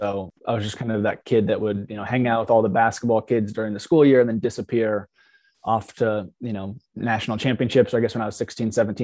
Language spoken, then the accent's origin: English; Oregon, United States; where I grew up in Oregon